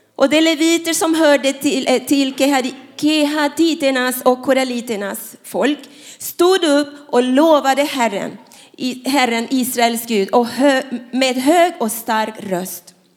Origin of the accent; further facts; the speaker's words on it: Panama; Swedish is a second language; now in Sweden; jag är inte svensk, jag är från Panama